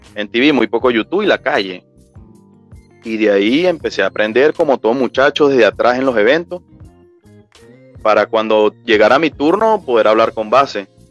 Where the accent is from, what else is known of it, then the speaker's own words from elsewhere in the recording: Betijoque, Trujillo, Venezuela; Yo soy de, de Betijoque, estado Trujillo